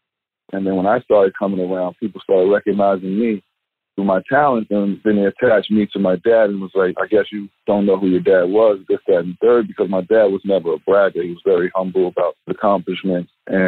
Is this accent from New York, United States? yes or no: yes; New York City, New York, United States; also born or lived in New Jersey; Growing up in Queens, New York, you know, the influences is not the most positive.